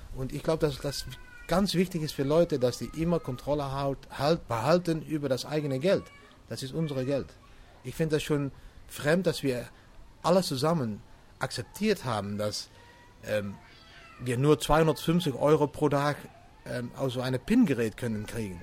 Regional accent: Venlo, Limburg, Netherlands; German is a second language; ich komme aus, aus Holland. So, ich liebe an die Grenze von Deutschland. So, das ist wieso ich ein bisschen Deutsch spreche. Die Stadt heißt Venlo.

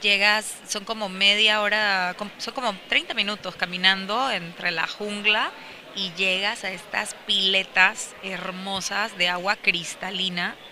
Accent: Panama; moved away as an adult; now in Puerto Vallarta, Mexico

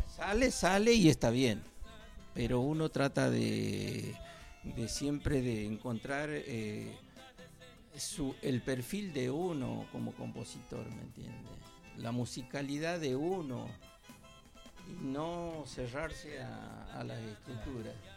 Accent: Santiago del Estero, Argentina; santiagueño también

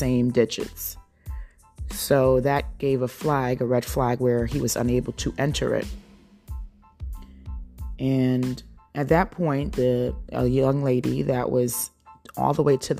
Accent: Jersey Shore, New Jersey, United States; moved away as an adult; also born or lived in Ohio; now in North Carolina, United States; This is where I've spent the majority of my life, on the East Coast, on the Jersey Shore.

